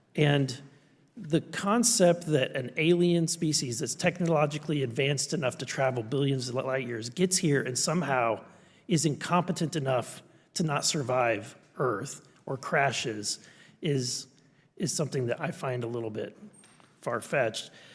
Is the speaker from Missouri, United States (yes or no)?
yes; Missouri, United States; I'm from Missouri, you've gotta show me